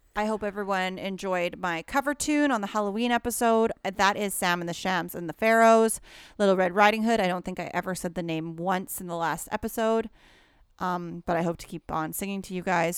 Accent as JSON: {"language": "English", "region": "Alberta", "country": "Canada", "moved": "yes", "said": "I'm from Alberta originally"}